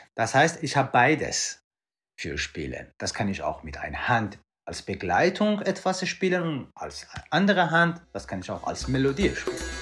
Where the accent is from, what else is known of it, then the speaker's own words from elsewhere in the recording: Iran; moved away; ich komme ursprünglich aus dem Iran